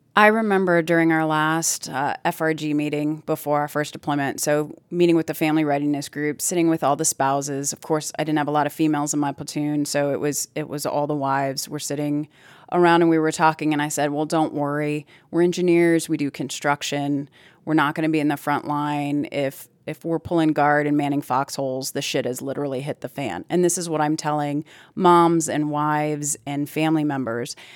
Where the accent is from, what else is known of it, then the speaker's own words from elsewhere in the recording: Plymouth, Wisconsin, United States; moved away; I'm originally from Plymouth, Wisconsin, which is a really small town.